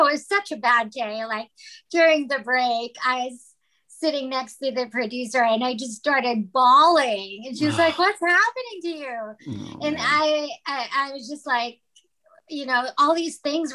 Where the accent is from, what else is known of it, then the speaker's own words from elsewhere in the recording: Philippines; moved away as an adult; now in Los Angeles, United States; I was born and raised in the Philippines, and then I moved to Los Angeles to go to college primarily.